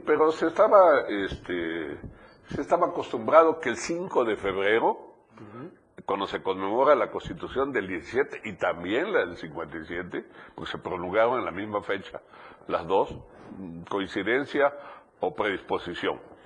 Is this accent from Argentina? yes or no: no; Chiapas, Mexico; Yo soy un chiapaneco, un ciudadano con plenos derechos que no he perdido ni siquiera la residencia aquí, porque aquí vivo